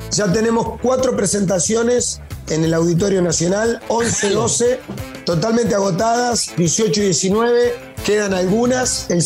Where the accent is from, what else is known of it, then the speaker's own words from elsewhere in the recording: Córdoba, Argentina; de Córdoba, además siempre. Vos sabés que en Córdoba es distinto el, acento. Eh. en Córdoba no hablamos como, como el estereotipo del argentino.